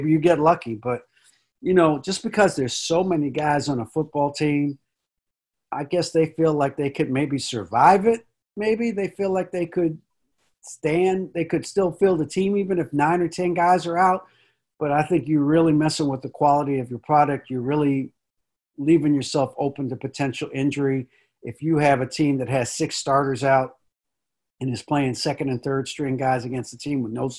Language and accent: English; Washington, District of Columbia, United States; I grew up in Northeast DC